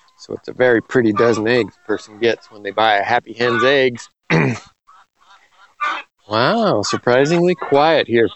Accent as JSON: {"language": "English", "town": "Los Angeles", "region": "California", "country": "United States", "tie": "born or raised there", "moved": "yes", "lives_now": "Western Washington, United States", "said": "I was growing up in Los Angeles"}